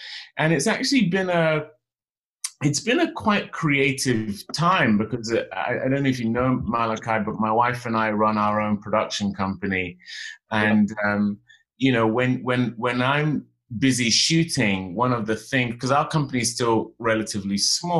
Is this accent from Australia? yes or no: no; Western Nigeria, Nigeria; I'm from the Yoruba tribe in Nigeria, from Western Nigeria. It's funny, actually, because my mom was Igbo and my dad Yoruba. But, you know, and being from a traditional Nigerian family, you inherit your father's tribe.